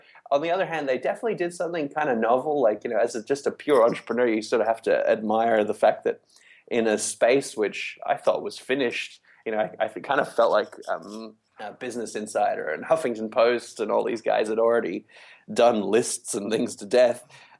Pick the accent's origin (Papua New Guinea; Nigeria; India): Papua New Guinea; I'm the lousiest Australian, too. My accent's all wrong. I actually grew up in Papua New Guinea, where I went to an international school. But I do have an Australian passport, so I am.